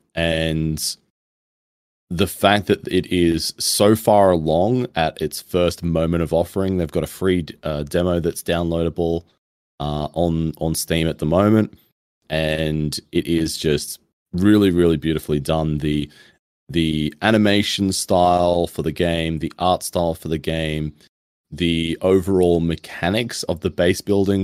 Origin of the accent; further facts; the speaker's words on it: Australia; being Australian